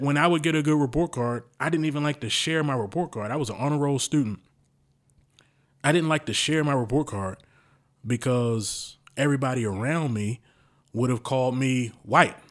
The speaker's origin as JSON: {"language": "English", "town": "Baltimore", "region": "Maryland", "country": "United States", "tie": "born or raised there", "said": "I've been around predominantly black people growing up in Baltimore"}